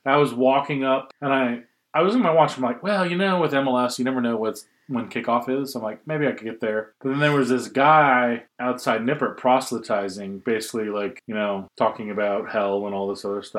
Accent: England, United Kingdom; I'm from England.

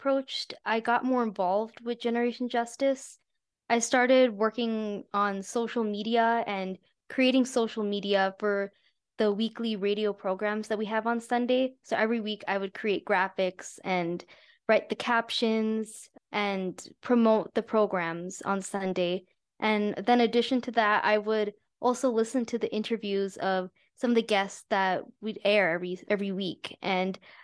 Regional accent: Albuquerque, New Mexico, United States; I'm from Albuquerque, New Mexico. My parents are from India, but I grew up here.

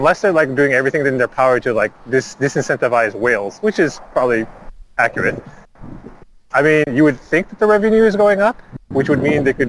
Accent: Canada; I'm the Canadian here

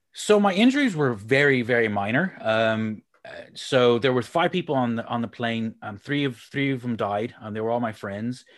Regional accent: Houston, Texas, United States; moved away as an adult; also born or lived in Republic of Ireland; now in Leeds, United Kingdom; I'm from Houston, Texas, and, um, moved to the Republic of Ireland about fifteen years ago, and then nine years ago, uh, nineteen years ago, moved up to the north of England up here near Leeds

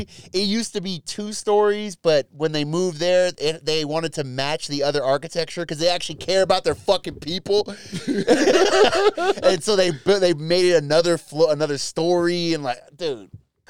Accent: United States; No, American.

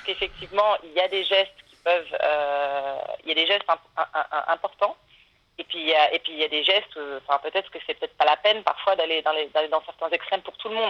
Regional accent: France; now in Switzerland; je suis française

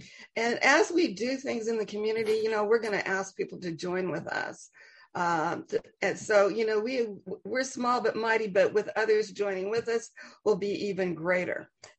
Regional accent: New Haven, Connecticut, United States; We grew up together in New Haven.

